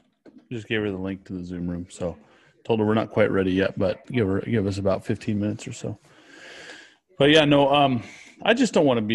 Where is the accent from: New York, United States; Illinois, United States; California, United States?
California, United States; Sacramento; moved away; I'm from Sacramento